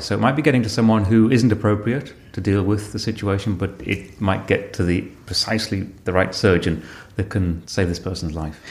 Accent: Sedgefield, North East England, United Kingdom; I was born in Sedgefield

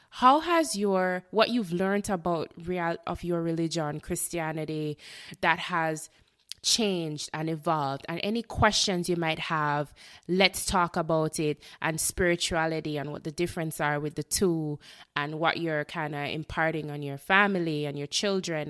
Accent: Jamaica; moved away as an adult; now in Florida, United States; I am a Jamaican born, um, resident of Florida, the United States

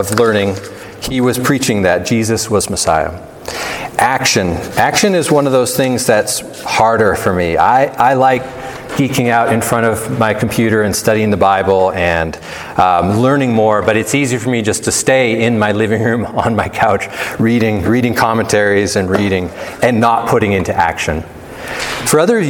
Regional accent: United States; also born or lived in Canada (half Canadian); now in Big Sky, United States; We're Americans

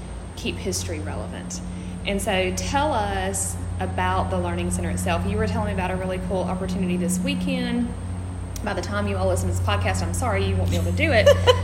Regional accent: Thomasville, Georgia, United States; I'm from Thomasville. I live here.

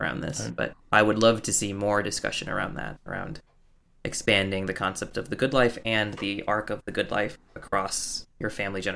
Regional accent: United States; I was the doctor's son growing up in America

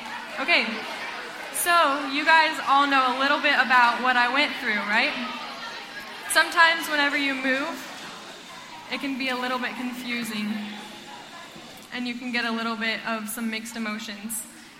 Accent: Costa Rica; also born or lived in Honduras; And so I was born in Honduras, and I grew up in Costa Rica.

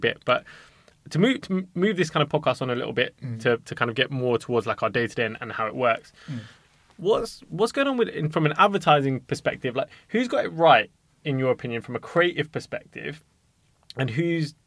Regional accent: London, United Kingdom; We're all from West London

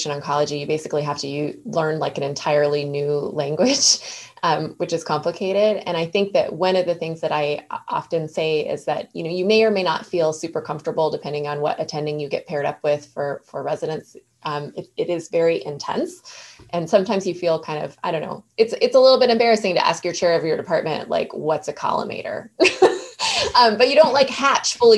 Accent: Northwest Montana, United States; moved away; home to Montana, which is where my parents have a ranch

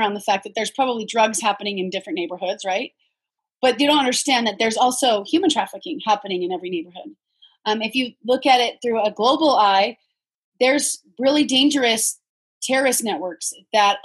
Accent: United States; I'm a teacher from the States

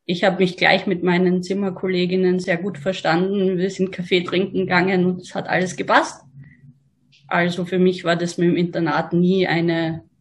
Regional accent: Graz, Styria, Austria; Ich bin bei meinem Elternhaus in Graz aufgewachsen.

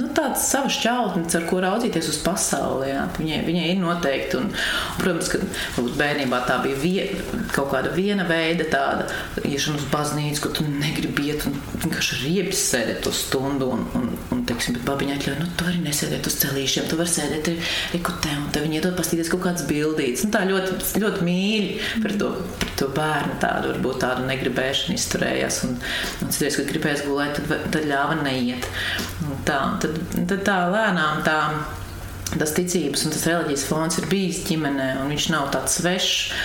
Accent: Langstiņi, Latvia; also born or lived in Riga / Carnikava; Es esmu dzimusi Rīgā un augusi esmu pierīgā

